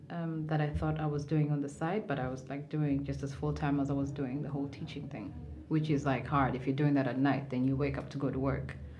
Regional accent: Mombasa, Mombasa County, Kenya; also born or lived in Nairobi, Kenya; I was born in Nairobi, Kenya. Mm-hmm. And when I was about four years old, we moved to Mombasa, mm-hmm. where I grew up.

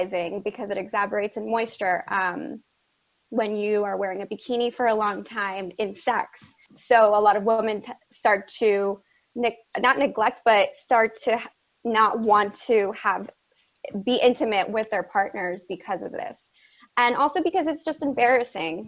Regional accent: South Florida, United States; I grew up in South Florida in a predominantly Hispanic household

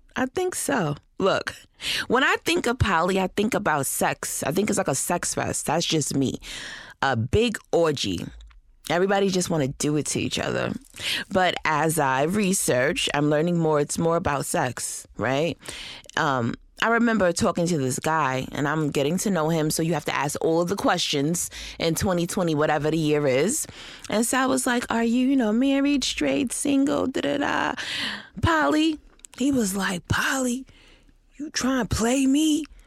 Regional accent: Rochester, New York, United States; moved away; Rochester, New York, which is my hometown.

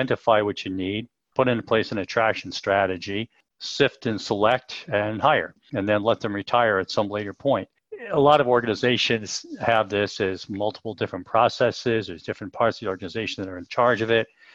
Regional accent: United States; moved away as an adult; also born or lived in Europe; now in United Kingdom; I'm an American, but I've lived in Europe for about 30 years

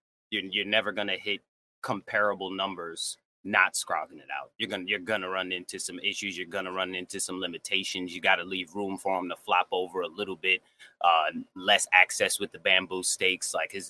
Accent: New York, United States

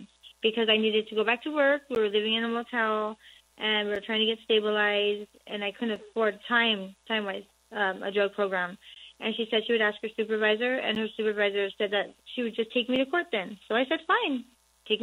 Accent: Pomona, California, United States; I'm actually from Pomona, Los Angeles County

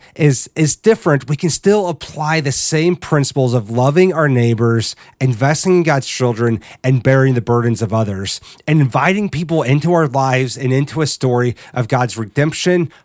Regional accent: Midwest, United States; Growing up in the Midwest, there's always an emphasis on what kind of a family someone came from

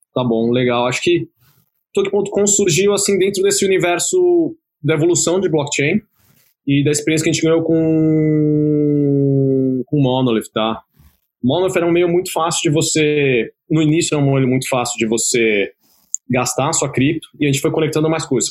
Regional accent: Brazil; eu sou brasileiro, nasci e cresci aqui no Brasil

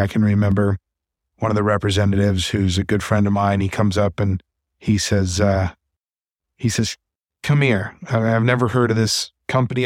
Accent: Cincinnati, Ohio, United States; they're based in Cincinnati, which is my hometown

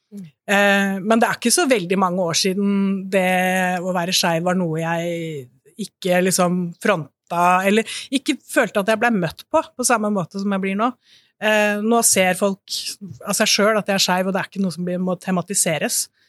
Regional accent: Bø, Vestfold og Telemark, Norway; moved away; pride i Bø, der jeg kommer fra, som jeg har vokst opp

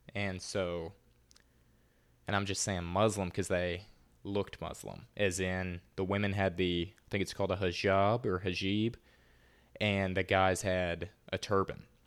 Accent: the South, United States; accent: Southern; more of a Southern accent than I have

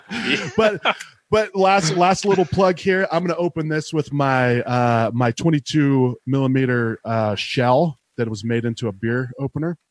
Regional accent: Eastern Ohio, United States; moved away as an adult; now in Arizona, United States; I grew up in Ohio and uh, there was no breweries where I grew up

